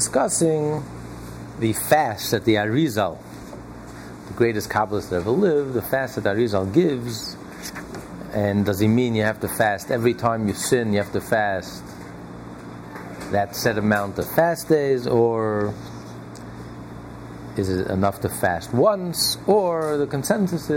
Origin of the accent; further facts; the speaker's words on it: United States; we're all American